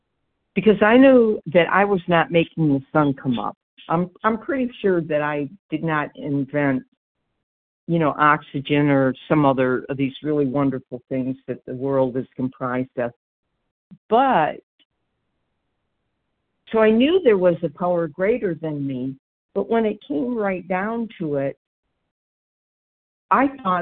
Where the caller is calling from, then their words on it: Georgia, United States; It's D as in dog, and I'm in Georgia.